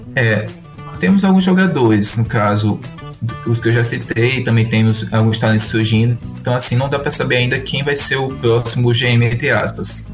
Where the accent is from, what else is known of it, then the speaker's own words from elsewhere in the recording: Rio Grande do Norte, Brazil; Eu sou nordestino e potiguar de coração.